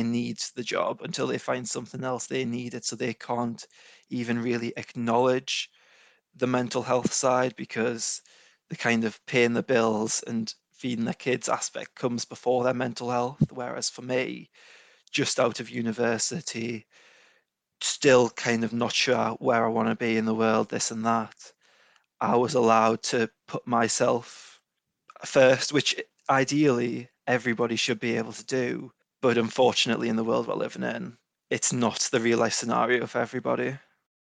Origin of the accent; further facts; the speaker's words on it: Newcastle upon Tyne, North East England, United Kingdom; also born or lived in Edinburgh; I'm from Newcastle, just north of Newcastle